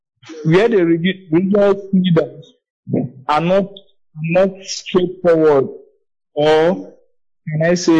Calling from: Otukpo, Benue, Nigeria; I'm calling from Benue State, Otukpo.

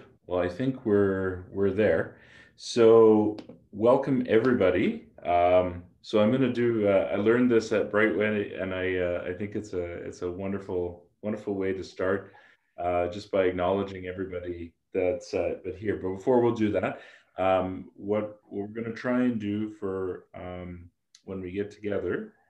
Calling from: Edmonton, Alberta, Canada; And so I'm broadcasting from Edmonton today, so we'll do the Edmonton and area land acknowledgement.

